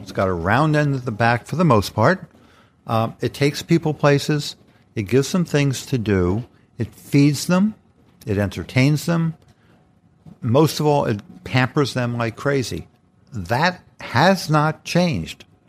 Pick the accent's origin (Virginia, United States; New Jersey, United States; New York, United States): New York, United States; New York City; as a kid growing up in the Bronx